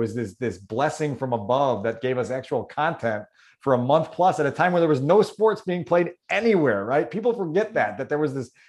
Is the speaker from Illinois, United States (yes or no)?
yes; Chicago, Illinois, United States; As a teenager growing up in Chicago